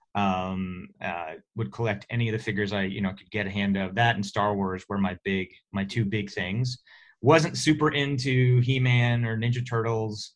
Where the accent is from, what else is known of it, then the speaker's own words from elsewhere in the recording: Oklahoma, United States; moved away as an adult; now in California, United States; I'm uh, from Oklahoma, uh, so grew up there